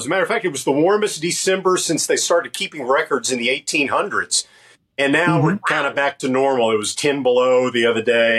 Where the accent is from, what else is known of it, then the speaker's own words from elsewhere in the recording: Arkansas, United States; moved away; I can say, hey, y'all, and it's natural because I'm from Arkansas.